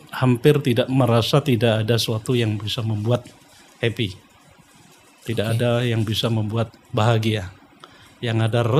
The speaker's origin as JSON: {"language": "Indonesian", "town": "Nganjuk", "region": "East Java", "country": "Indonesia", "tie": "born there", "said": "Lahir di Nganjuk, Jawa Timur."}